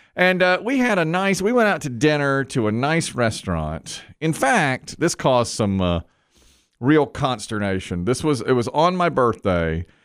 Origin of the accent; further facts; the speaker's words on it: Greensboro, North Carolina, United States; We're from Greensboro, North Carolina